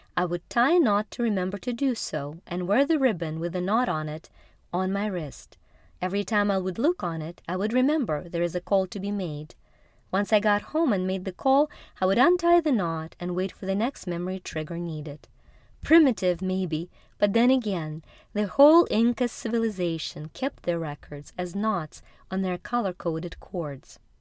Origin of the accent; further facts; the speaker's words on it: Ukraine; moved away; Growing up in Ukraine in the 80s